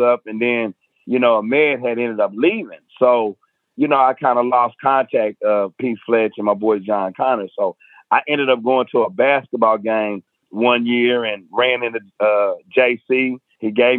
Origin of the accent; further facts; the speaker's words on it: Atoka, Oklahoma, United States; moved away as an adult; also born or lived in San Diego, California; now in Oklahoma City, United States; I was coming up in my hometown of Atoka